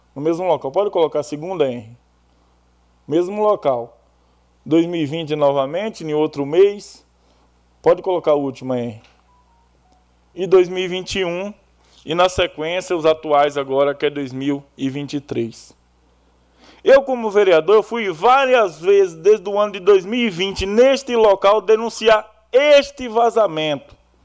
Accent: Bahia, Brazil; now in Iracemápolis, Brazil; Eu, como baiano que sou

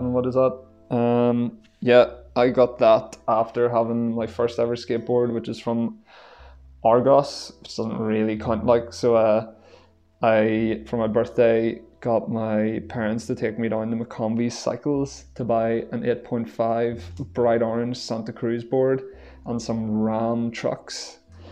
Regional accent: Belfast, Northern Ireland, United Kingdom; now in Sligo, Ireland; I'm currently based in Sligo, but from Belfast

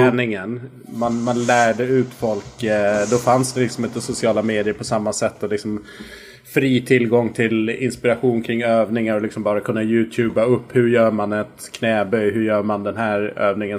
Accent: Visby, Gotland, Sweden; Jag är uppväxt på Gotland

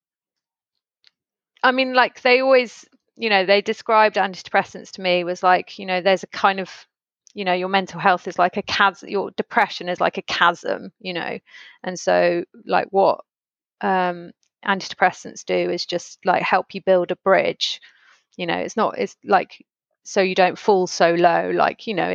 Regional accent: Stroud, South West England, United Kingdom; moved away as an adult; When my parents moved from where I grew up in Stroud, they moved to London when I was probably like 29

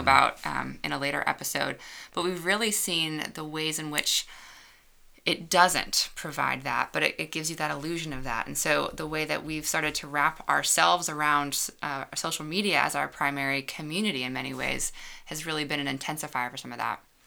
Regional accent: suburbs of Chicago, Illinois, United States; moved away as an adult; also born or lived in Georgia; I grew up outside of Chicago in the suburbs and moved away to Georgia for college

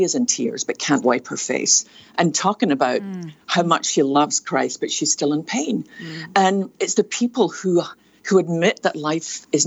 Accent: Scotland, United Kingdom; now in United States; probably can tell by my accent, I was born in a little fishing town on the west coast of Scotland

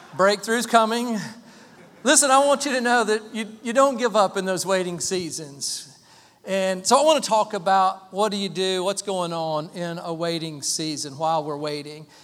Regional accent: Waynesville, North Carolina, United States; moved away; We grew up in Waynesville, small town, Waynesville, small county, Haywood County.

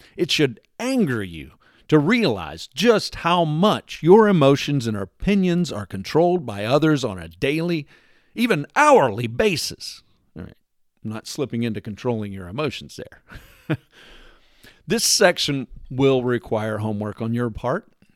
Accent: Texas, United States; moved away; my formative years were spent growing up in Texas

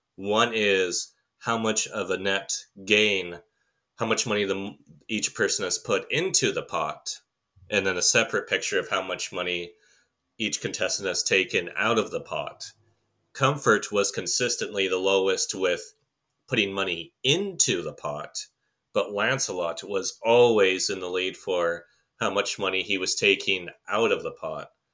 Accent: Canada; I am a Canadian

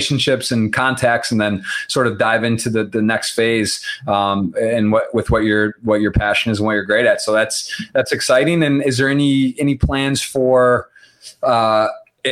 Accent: Michigan, United States; I'm born and raised in Michigan.

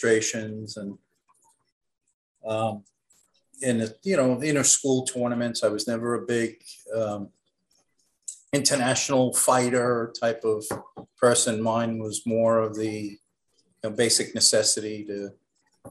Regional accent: New York City, New York, United States; I grew up in Brooklyn

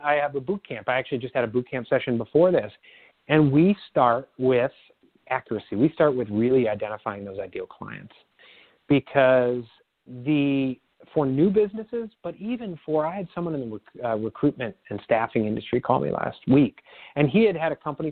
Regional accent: Midwest, United States; I grew up in the Midwest

